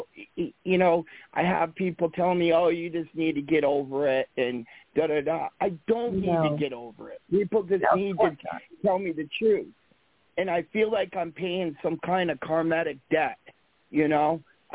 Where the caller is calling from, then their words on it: Vermont, United States; I'm calling from Vermont.